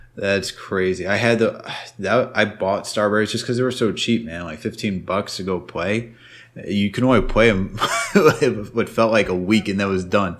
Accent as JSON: {"language": "English", "region": "New York", "country": "United States", "tie": "born or raised there", "said": "growing up in New York"}